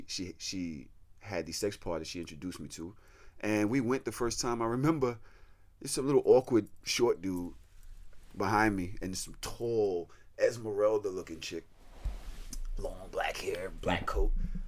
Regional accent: New York City, New York, United States; I'm from Brooklyn. You know how we talk.

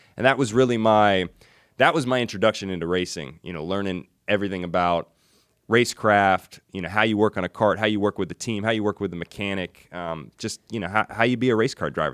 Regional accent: Hendersonville, Tennessee, United States; also born or lived in Nashville, Tennessee; I grew up in Hendersonville, Tennessee

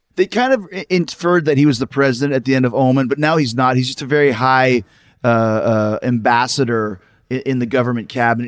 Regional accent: Winnipeg, Manitoba, Canada; grew up in Winnipeg

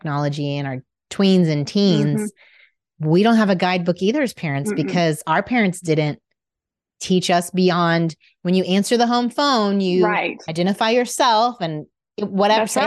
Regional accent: Indiana, United States; now in Dallas, United States; I grew up in Indiana

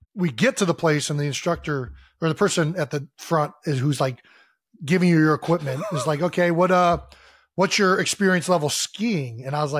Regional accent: Ohio, United States; Growing up in Ohio.

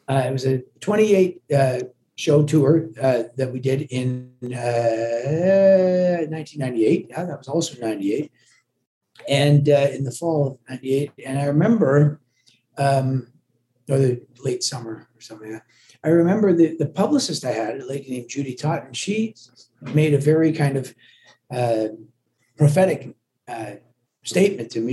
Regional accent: Canada; accent: watered down with Canadian sounding Scottish accent; also born or lived in Glasgow, Scotland; I was born in Glasgow, but my parents, you know, brought me to Canada against my well. Actually, they never even consulted me. I was just a little and uh, and so I grew up in Canada. So I'm very I'm very much Canadian.

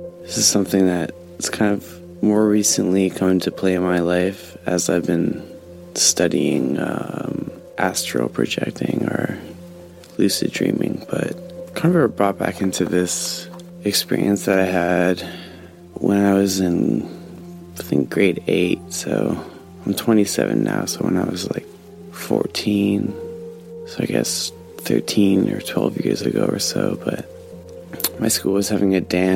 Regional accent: Northern Ontario, Canada; I'm from Northern Ontario, so old area, very old

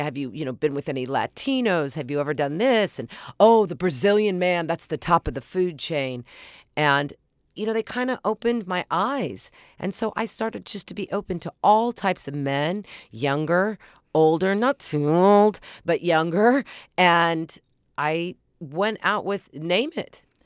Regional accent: Oklahoma, United States; moved away; I grew up in Oklahoma

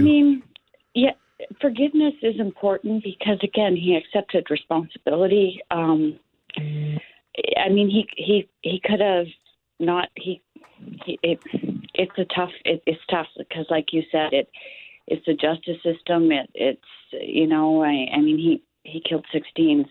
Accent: Moose Jaw, Saskatchewan, Canada; I'm from Moose Jaw

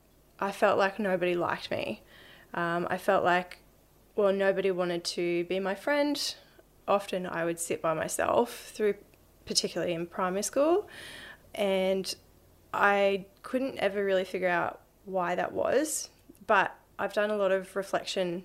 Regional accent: Brisbane, Queensland, Australia; Yeah, I grew up in Brisbane. Grew up on the north side.

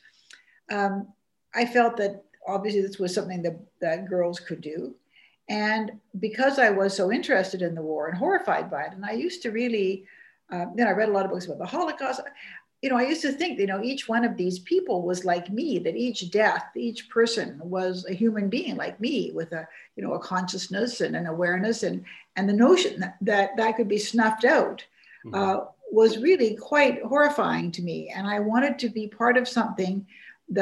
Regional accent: Vancouver, British Columbia, Canada; I grew up in Vancouver, which wasn't certainly at the heart of national politics

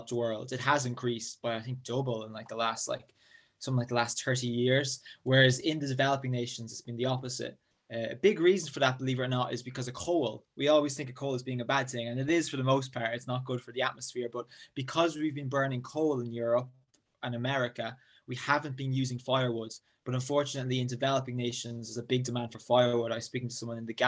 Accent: near Drogheda, County Louth, Ireland; I'm from County Louth, smallest county in Ireland in the northeast, about half an hour north of Dublin, roughly, near the town of Drogheda.

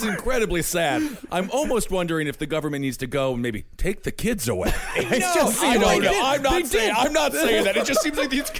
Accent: Wisconsin, United States; growing up in Wisconsin

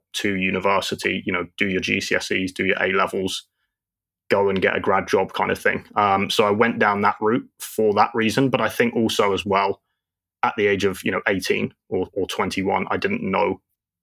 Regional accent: London, United Kingdom; moved away as an adult; now in Dubai, United Arab Emirates; lived in London my whole life, went traveling a few years ago, and now call Dubai home.

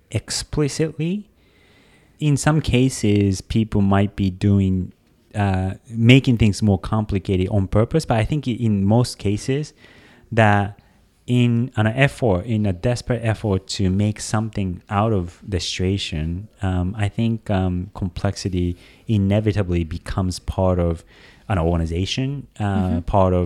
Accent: Japan; also born or lived in Tokyo; I come from Japan. I was born in Tokyo, but pretty quickly after my brother and I, I'm a twin.

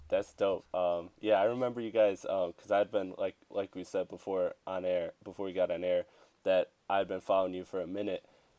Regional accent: St. Clair Shores, Michigan, United States; I grew up from around the St. Clair Shores area of Michigan, so, and I know you're Royal Oak, so we're both kind of not Detroiters, but rep Detroit

